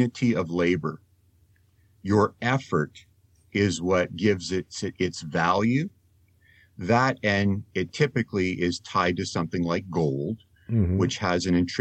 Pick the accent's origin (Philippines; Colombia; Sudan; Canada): Canada; also born or lived in Netherlands; I am Canadian and I am also Dutch, I'm a dual citizen